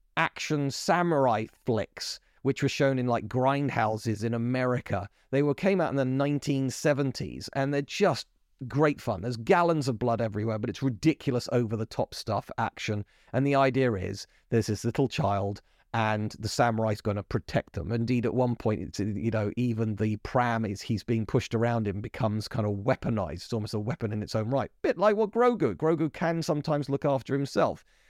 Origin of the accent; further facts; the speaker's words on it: United Kingdom; I'm British